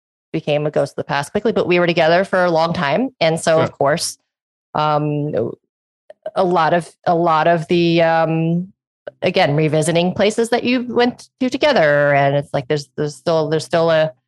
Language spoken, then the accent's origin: English; Los Angeles, California, United States; me growing up in Hollywood